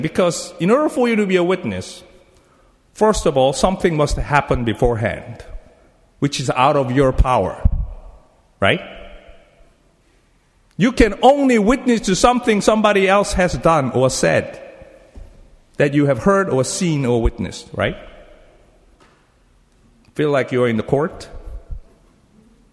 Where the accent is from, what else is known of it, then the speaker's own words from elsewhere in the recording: South Korea; English is a second language; moved away as an adult; I learned English as a Korean. So I used the Korean book to learn English, okay? I came from Korea 27 years ago.